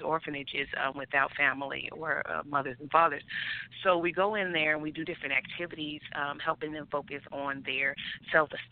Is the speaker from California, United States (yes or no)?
yes; San Dimas, California, United States; moved away; also born or lived in Arizona / Dominican Republic; I was born and raised in San Dimas, California, and I spent some time in Arizona